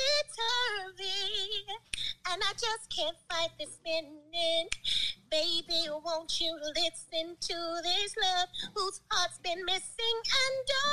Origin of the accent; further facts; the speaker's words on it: California, United States; I'm African-American from California.